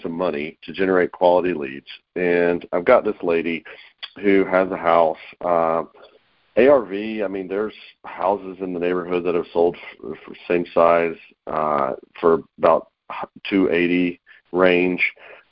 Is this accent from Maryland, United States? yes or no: no; North Carolina, United States; now in Atlanta, United States; I'm in Atlanta, Georgia, originally from North Carolina, but I've been in Atlanta 20 years